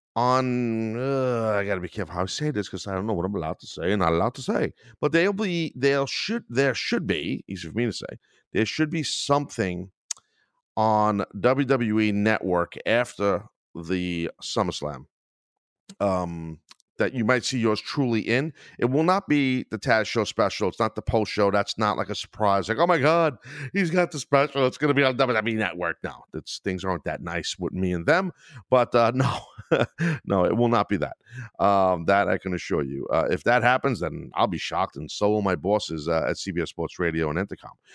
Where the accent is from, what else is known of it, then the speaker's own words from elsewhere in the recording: Brooklyn, New York, United States; I'm from Brooklyn.